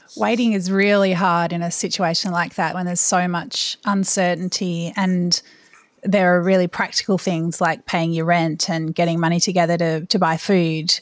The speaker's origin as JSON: {"language": "English", "country": "Australia", "said": "as an Australian"}